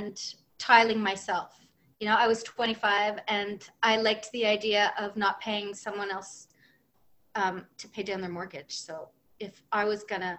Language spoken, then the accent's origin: English; New Brunswick, Canada; now in Montreal, Canada; We live in Montreal, but I'm from New Brunswick.